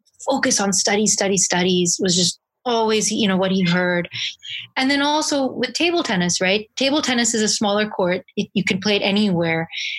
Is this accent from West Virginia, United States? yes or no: no; Princeton, New Jersey, United States; moved away; also born or lived in Florida; we played every sport growing up in Princeton, New Jersey, before we moved to Florida